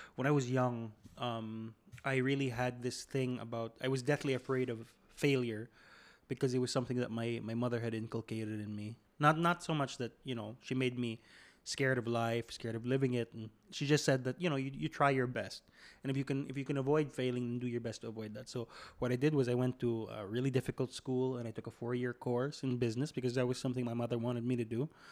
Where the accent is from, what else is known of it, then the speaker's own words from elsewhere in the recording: Philippines; I'm from the Philippines